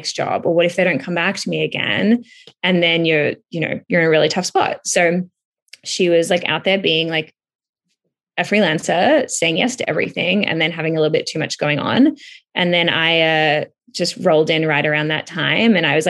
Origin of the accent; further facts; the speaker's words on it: Melbourne, Victoria, Australia; moved away as an adult; also born or lived in Los Angeles; now in Toronto, Canada; I'm from Melbourne, Australia, which is where I currently am, but not usually